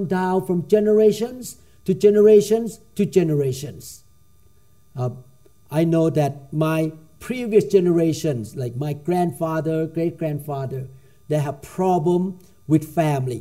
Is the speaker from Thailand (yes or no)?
yes; Thailand; I grew up in Thailand